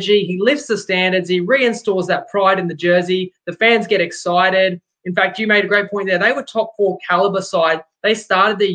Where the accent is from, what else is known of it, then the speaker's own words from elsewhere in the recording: Brisbane, Queensland, Australia; I grew up in Brisbane